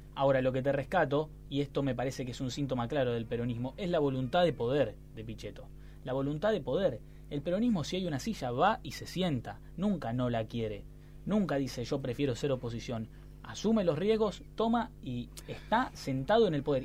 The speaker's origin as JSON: {"language": "Spanish", "country": "Argentina", "said": "como argentinos"}